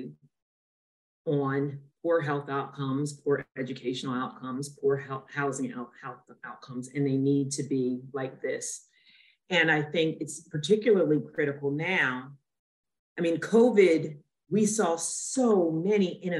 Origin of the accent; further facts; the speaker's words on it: Trenton, New Jersey, United States; also born or lived in Lumberton, New Jersey; I grew up in Trenton, which is a low-income area